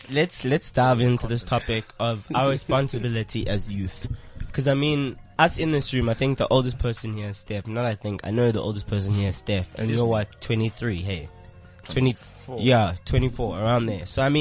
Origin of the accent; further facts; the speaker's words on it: South Africa; because we all grew up in South Africa.